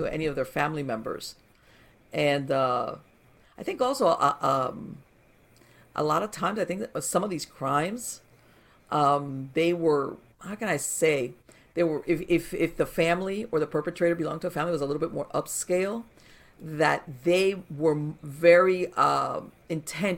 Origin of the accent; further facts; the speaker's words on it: Miami, Florida, United States; I grew up in Miami